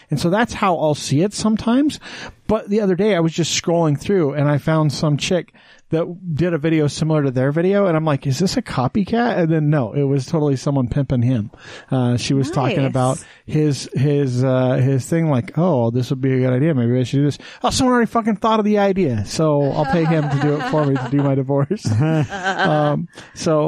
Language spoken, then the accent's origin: English; Wyoming, United States; moved away as an adult; now in Utah, United States; I grew up in Wyoming. I grew up 1,000 feet higher than Salt